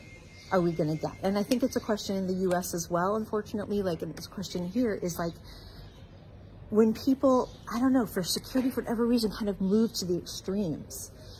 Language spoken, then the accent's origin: English; United States; as American Jew